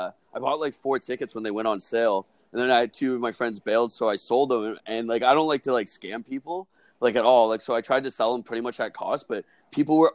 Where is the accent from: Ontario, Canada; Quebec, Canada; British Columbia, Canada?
Ontario, Canada; Brampton; I'm from Brampton. I'm from just outside the GTA, but Toronto area